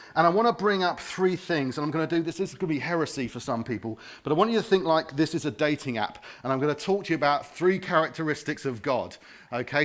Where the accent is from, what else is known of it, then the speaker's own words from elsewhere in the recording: Harrow, London, United Kingdom; now in Watford, United Kingdom; I wasn't born here. I'm from Harrow